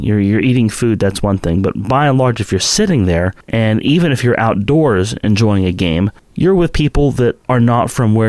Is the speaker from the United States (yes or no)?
yes; St. Marys, West Virginia, United States; I'm from St. Mary's. I know who's related to who for the most part